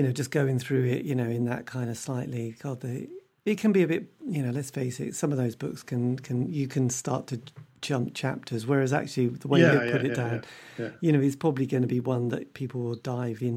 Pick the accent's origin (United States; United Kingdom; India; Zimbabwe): United Kingdom; I'm British